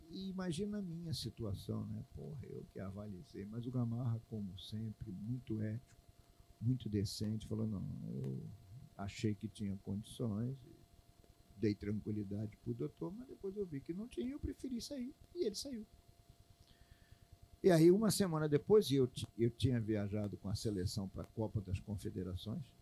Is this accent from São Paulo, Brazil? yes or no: no; Pará, Brazil; eu vim do Pará, é, a minha emoção muito grande ele ver. Eu digo, legal não, porque eu no Pará eu tinha é é, é, é, dificuldade, eu morava, tinha que andar um pouco longe para poder ter uma televisão boa.